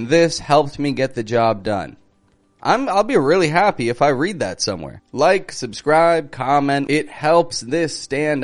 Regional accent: Toronto, Ontario, Canada; I'm from Toronto, Canada, and I teach the American accent

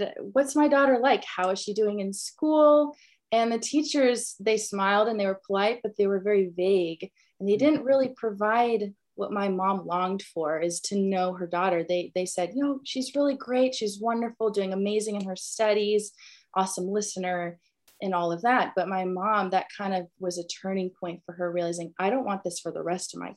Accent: Franklin, Tennessee, United States; I was raised in Franklin, born and raised in the South in the Bible Belt

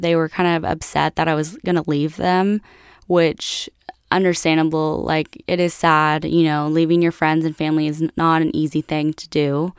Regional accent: United States; moved away as an adult; also born or lived in Italy; I was from America

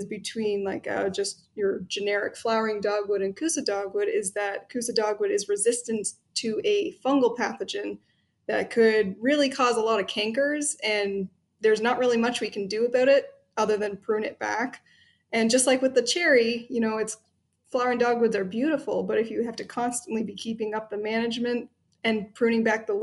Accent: Ontario, Canada; now in Chicago, United States; I'm actually originally from Ontario up in Canada

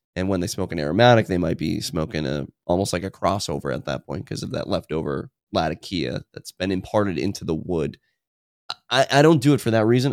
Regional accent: United States; I'm from Washington

